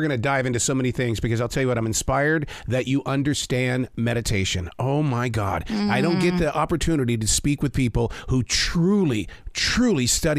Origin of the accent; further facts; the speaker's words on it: Montana, United States; I'm from Montana.